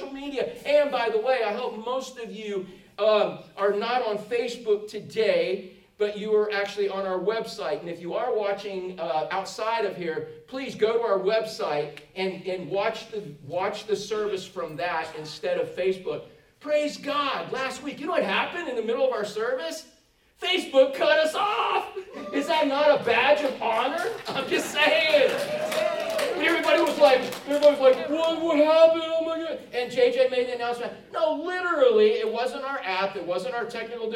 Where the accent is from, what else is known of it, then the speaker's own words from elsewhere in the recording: Florida, United States; we grew up in Florida